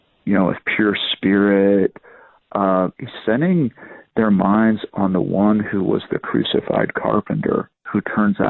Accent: United States

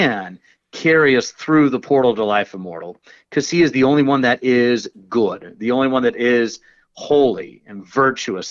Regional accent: Georgia, United States; I'm from Georgia

